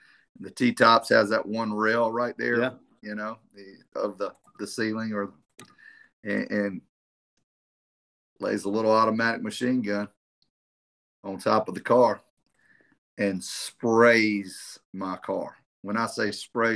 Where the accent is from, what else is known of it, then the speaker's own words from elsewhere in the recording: South Carolina, United States; I'm from South Carolina, I'm Myrtle Beach